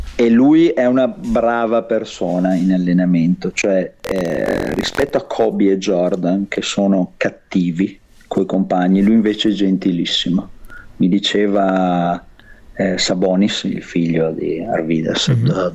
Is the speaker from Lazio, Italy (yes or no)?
no; Verona, Veneto, Italy; moved away as an adult; now in Los Angeles, United States; io vengo da Verona